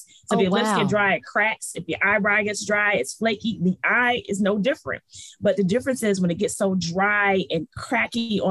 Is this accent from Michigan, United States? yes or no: yes; Detroit, Michigan, United States; moved away as an adult; also born or lived in New Orleans; Detroit raised